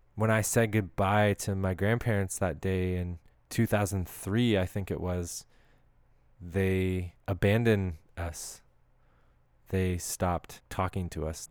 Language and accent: English; Canada; as a Canadian